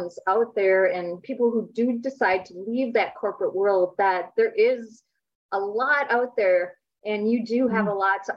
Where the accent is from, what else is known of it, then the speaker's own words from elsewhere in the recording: Minnesota, United States; I was born and raised in Minnesota